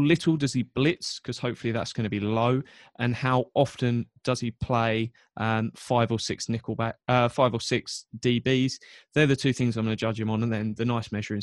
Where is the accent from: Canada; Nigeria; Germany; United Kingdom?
United Kingdom; England; I was born in England.